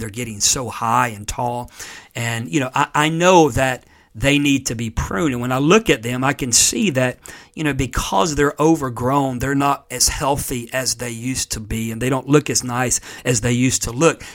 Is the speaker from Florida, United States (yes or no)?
yes; Florida, United States; moved away; being a native of Florida